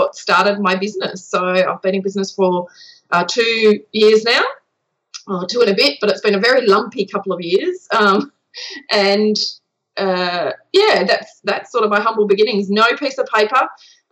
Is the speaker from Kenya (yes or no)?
no; Western Australia, Australia; accent: Australian; So I am Australian, in case you couldn't tell from the accent. I grew up in Perth, a small country town a couple of hours north of Perth